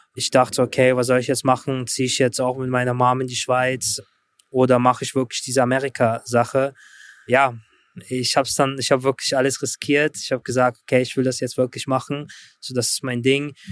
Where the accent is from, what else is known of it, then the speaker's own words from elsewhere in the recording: Germany; also born or lived in Russia / Brooklyn, New York; now in New York, United States; ich bin in Russland geboren. Mit mhm. neun Jahren bin ich dann mit meiner Mutter nach Deutschland gezogen